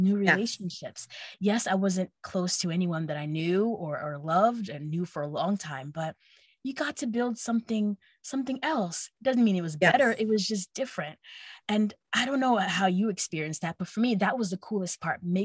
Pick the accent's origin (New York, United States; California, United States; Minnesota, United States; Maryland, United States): New York, United States; Long Island; accent: Long Island; moved away as an adult; I'm from Long Island because apparently I sound like I'm from Long Island